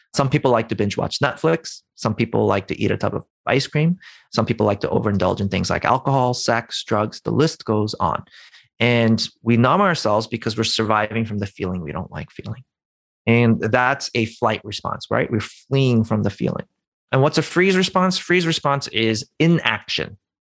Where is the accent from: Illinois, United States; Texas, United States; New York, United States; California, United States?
New York, United States; New York City; I'm from New York City